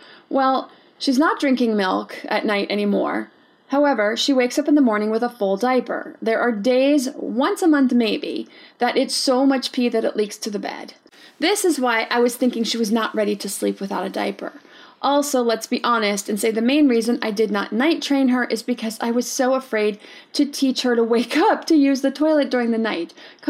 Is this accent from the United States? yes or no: no; Brazil; So, hi Erin … from Brazil.